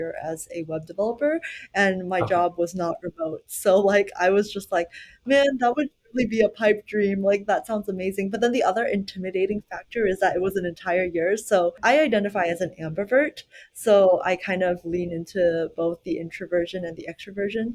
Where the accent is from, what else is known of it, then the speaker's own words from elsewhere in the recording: Plano, Texas, United States; Growing up in the Dallas, Plano, Texas area